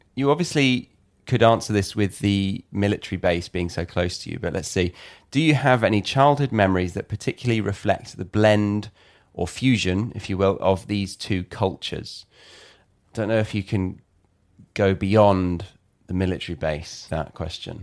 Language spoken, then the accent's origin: English; United Kingdom; as a Brit